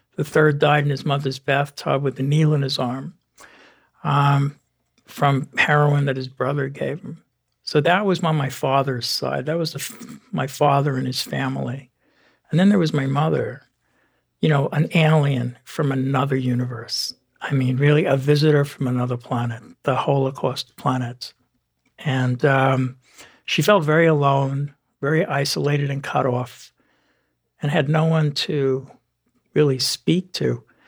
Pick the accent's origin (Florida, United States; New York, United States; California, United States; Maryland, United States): New York, United States; New York City; I grew up in the Bronx, New York